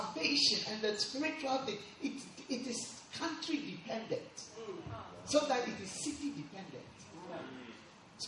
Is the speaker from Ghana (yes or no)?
yes; Ghana; accent: Ghanaian; my Ghanaian accent